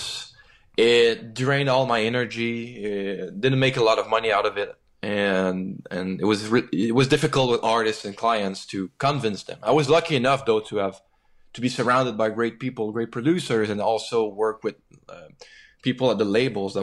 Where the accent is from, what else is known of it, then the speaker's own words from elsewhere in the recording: Quebec, Canada; when you grew up in Quebec, you definitely grow up knowing that you have a special identity.